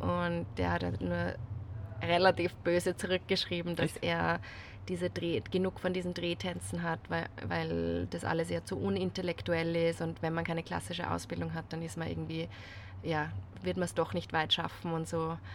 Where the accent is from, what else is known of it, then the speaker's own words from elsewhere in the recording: Salzburg, Austria; now in Vienna, Austria; bin ursprünglich aus Salzburg, wohne jetzt aber in Wien